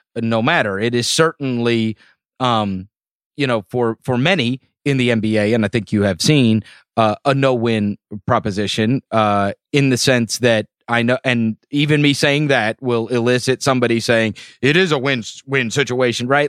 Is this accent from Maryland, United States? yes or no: no; St. Louis, Missouri, United States; moved away; I am a Cardinals fan as I grew up in Saint Louis